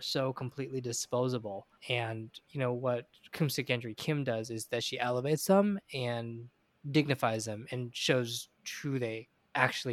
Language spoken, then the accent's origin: English; United States; I'm Chinese American, American educated